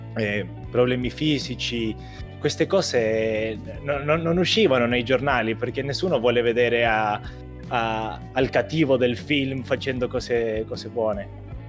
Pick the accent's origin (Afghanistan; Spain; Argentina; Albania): Argentina; now in Italy; come argentino